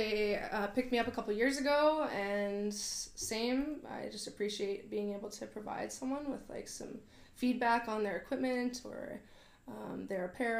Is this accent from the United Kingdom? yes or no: no; Vernon, British Columbia, Canada; also born or lived in Victoria, Canada; I grew up in Vernon.